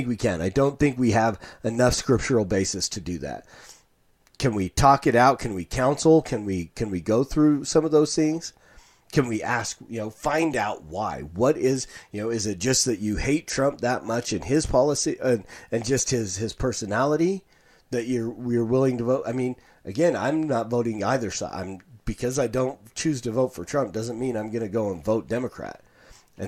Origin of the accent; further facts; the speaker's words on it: Pueblo, Colorado, United States; I grew up in Pueblo, Colorado